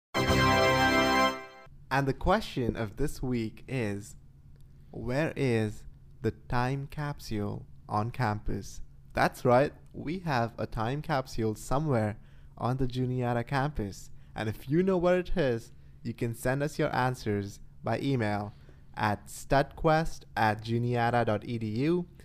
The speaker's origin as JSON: {"language": "English", "town": "Pune", "region": "Maharashtra", "country": "India", "moved": "as an adult", "lives_now": "United States", "said": "I'm from India. I'm from a city called Pune"}